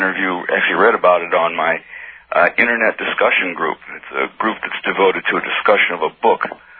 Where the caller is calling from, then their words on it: Philadelphia, Pennsylvania, United States; Yes, I'm calling from Philadelphia.